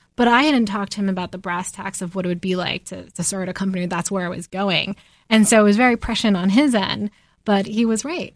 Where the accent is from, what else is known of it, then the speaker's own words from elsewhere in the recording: New Jersey, United States; growing up in New Jersey